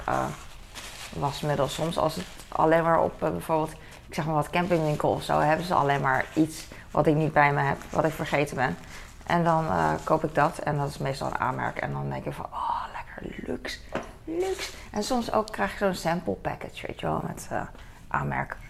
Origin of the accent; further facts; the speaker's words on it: Netherlands; wij als Nederlanders kunnen wel een beetje Duits